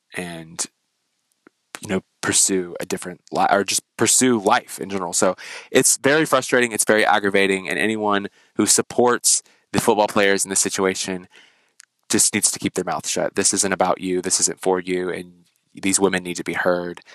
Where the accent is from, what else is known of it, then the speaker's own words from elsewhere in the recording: United States; being an American